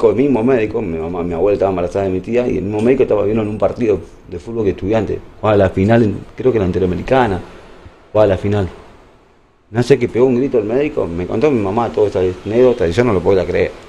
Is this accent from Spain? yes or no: no; La Plata, Buenos Aires Province, Argentina; also born or lived in La Pampa; Y ahí, eh, bueno, chiquito, me crié más que en La Plata que en La Pampa.